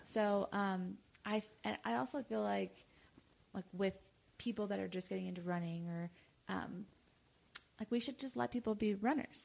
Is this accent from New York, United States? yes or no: yes; New York, United States; I'm from New York